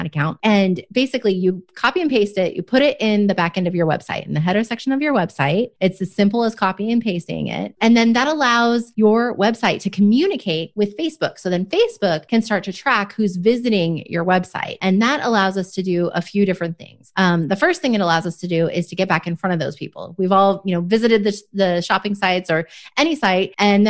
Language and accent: English; Oregon, United States; now in Dallas, United States; I grew up in Oregon